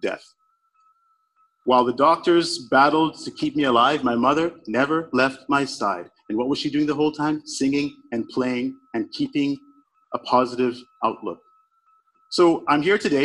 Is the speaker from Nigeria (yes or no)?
yes; Nigeria; I was born in Nigeria. I was born in post-Civil War Nigeria